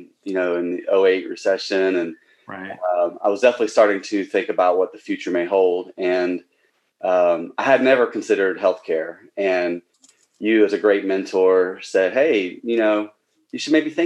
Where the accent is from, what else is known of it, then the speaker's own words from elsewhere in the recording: Central Florida, United States; moved away; I grew up in Central Florida.